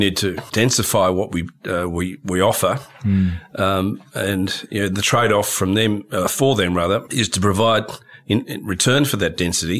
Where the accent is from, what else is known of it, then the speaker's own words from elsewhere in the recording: Hobart, Tasmania, Australia; moved away; also born or lived in Melbourne / London; I'm from Hobart originally. Spent most of my career in Melbourne. Always wanted to live in Sydney.